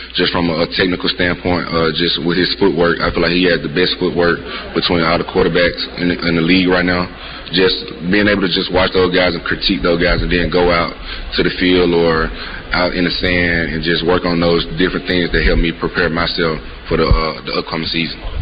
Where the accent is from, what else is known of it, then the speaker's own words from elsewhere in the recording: Mississippi, United States; moved away; I'm from Mississippi